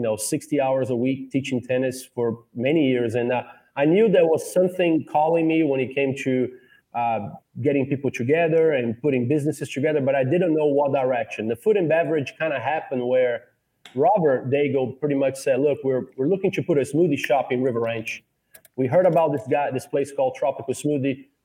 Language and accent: English; São Paulo, Brazil; moved away as an adult; also born or lived in Georgia, United States / New York, United States; now in Lafayette, United States; I'm originally from Brazil, São Paulo, Brazil